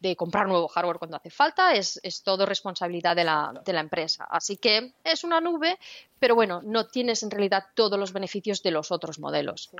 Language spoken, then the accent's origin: Spanish; Spain; Y yo soy de España